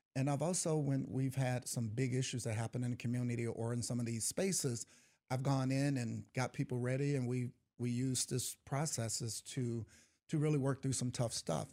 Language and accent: English; East St. Louis, Illinois, United States; I grew up in East Saint Louis